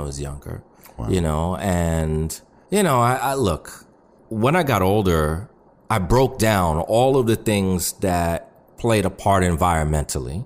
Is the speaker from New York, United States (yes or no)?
yes; New York City, New York, United States; I grew up in New York City